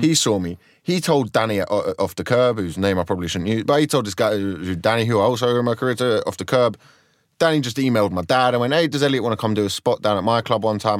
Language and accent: English; Croydon, London, United Kingdom; I just grew up in Croydon